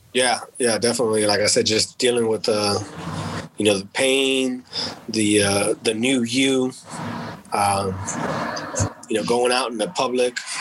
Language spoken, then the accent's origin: English; Texas, United States; because I was from Texas